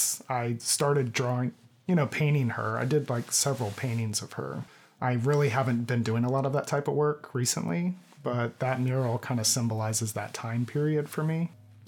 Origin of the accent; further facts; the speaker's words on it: Bradenton, Florida, United States; I grew up in Bradenton.